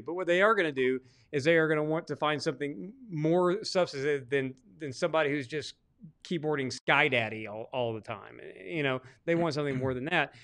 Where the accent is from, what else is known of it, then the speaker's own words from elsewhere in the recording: Arkansas, United States; I'm actually from Arkansas